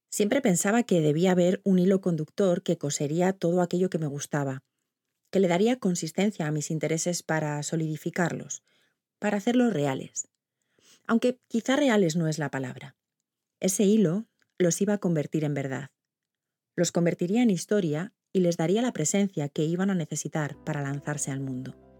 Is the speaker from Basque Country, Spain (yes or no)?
yes; Vitoria-Gasteiz, Basque Country, Spain; Nací en Vitoria hace 48 años